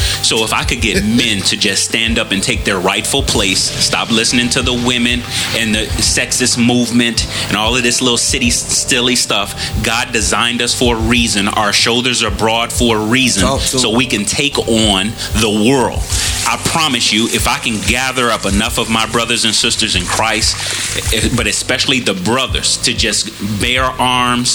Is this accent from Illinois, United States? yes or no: yes; Chicago, Illinois, United States; moved away; I'm originally from Chicago